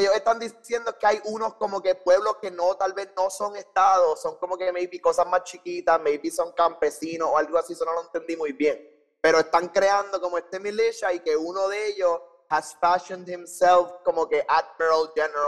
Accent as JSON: {"language": "Spanish", "town": "San Juan", "country": "Puerto Rico", "tie": "born or raised there", "said": "Nací en San Juan, Puerto Rico, en el Hospital Auxilio Mutuo."}